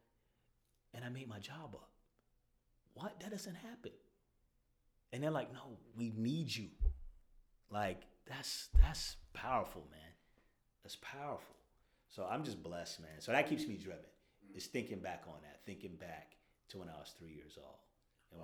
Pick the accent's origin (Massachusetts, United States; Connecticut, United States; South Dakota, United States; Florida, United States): Florida, United States; Daytona Beach; moved away as an adult; now in Brooklyn, United States; shout out to my hometown, Daytona Beach